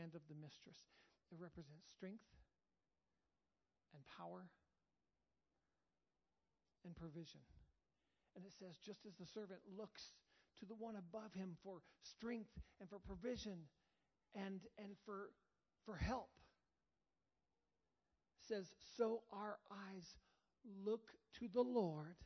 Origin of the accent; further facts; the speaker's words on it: United States; I love being an American